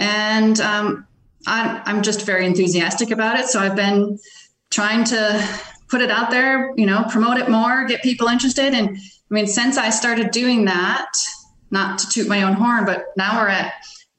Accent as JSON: {"language": "English", "region": "Midwest", "country": "United States", "said": "I'm from the Midwest."}